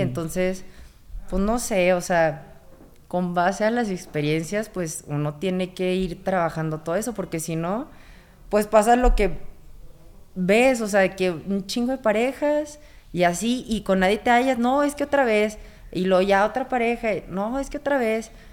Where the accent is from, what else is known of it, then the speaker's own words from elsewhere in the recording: Monterrey, Nuevo León, Mexico; yo vengo de Monterrey y allá, o sea, de 10 palabras, 11 son maldiciones